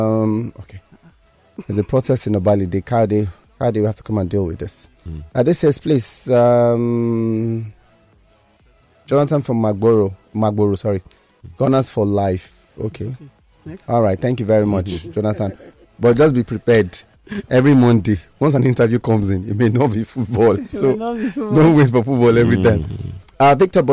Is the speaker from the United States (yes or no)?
no; Ibadan, Oyo, Nigeria; I was born in Ibadan